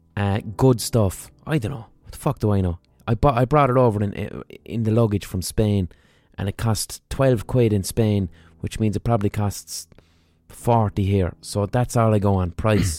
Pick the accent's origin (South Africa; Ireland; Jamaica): Ireland; as an Irish person